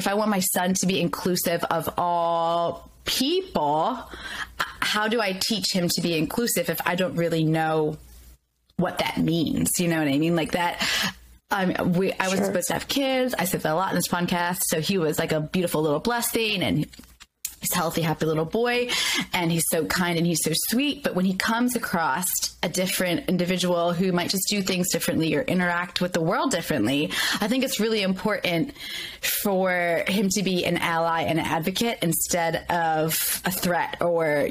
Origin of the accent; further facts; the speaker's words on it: Baltimore, Maryland, United States; moved away; also born or lived in rural Pennsylvania; I was born in rural Pennsylvania. I grew up in Baltimore City.